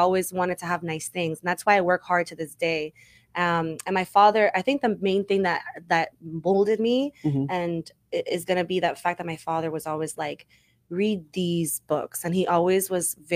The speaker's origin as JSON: {"language": "English", "town": "Miami", "region": "Florida", "country": "United States", "tie": "born or raised there", "said": "born and raised, yes, born and raised in Miami. My father's Colombian, my mom is Cuban"}